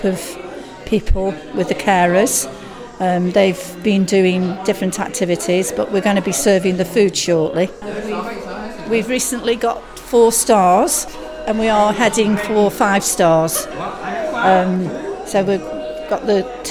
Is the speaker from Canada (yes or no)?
no; Chesterton, England, United Kingdom; I was born and bred in Chesterton, so I am very passionate about this place